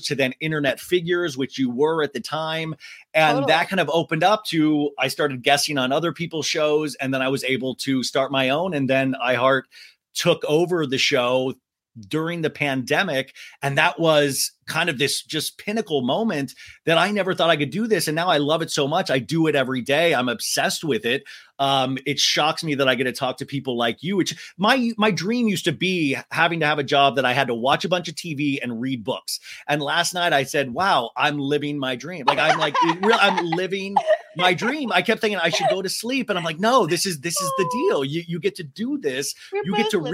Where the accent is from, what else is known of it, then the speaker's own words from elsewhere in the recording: Kansas, United States; now in Los Angeles, United States; since I was a kid growing up in Kansas